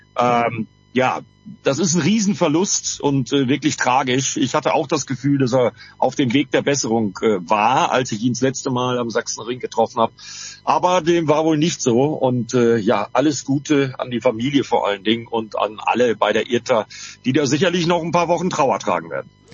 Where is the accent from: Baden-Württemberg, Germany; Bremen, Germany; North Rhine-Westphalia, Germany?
Bremen, Germany; Und ich als Bremer habe nur anderthalb Stunden rüber bis nach Assen.